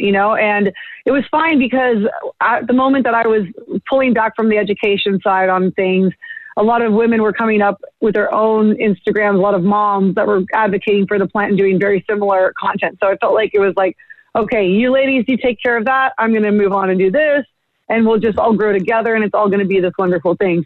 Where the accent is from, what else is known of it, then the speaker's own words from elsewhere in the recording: Bay Area, California, United States; moved away; growing up in the Bay Area